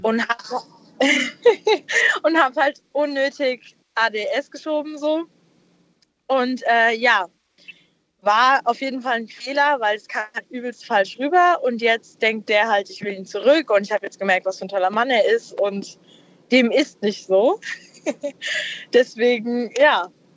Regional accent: Darmstadt, Hesse, Germany; aus Hessen, also aus äh, Darmstadt

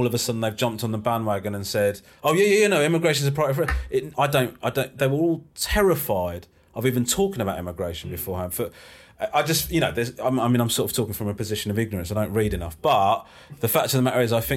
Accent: Crawley, South East England, United Kingdom; I was born in Crawley

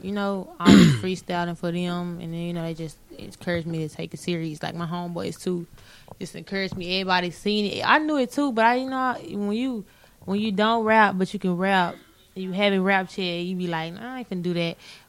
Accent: Dallas, Texas, United States; I'm from Dallas, Texas.

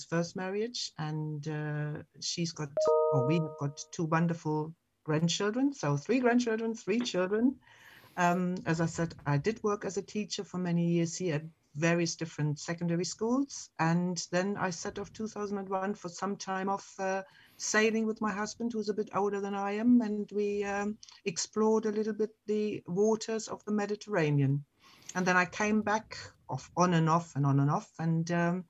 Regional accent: Germany; English is a second language; moved away as an adult; now in England; you can hear from my accent. It's not British, but I am British and German. I have both nationalities. I came over about 29 years ago

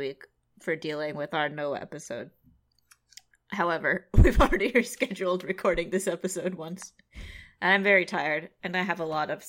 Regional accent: California, United States; I'm Californian.

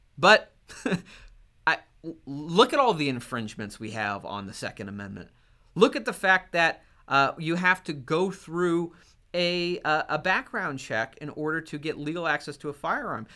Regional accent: Maine, United States; my home state of Maine.

